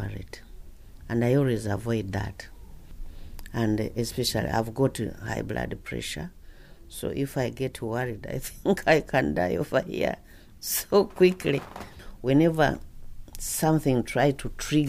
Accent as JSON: {"language": "English", "country": "Uganda", "moved": "as an adult", "lives_now": "United Kingdom", "said": "I come from Uganda"}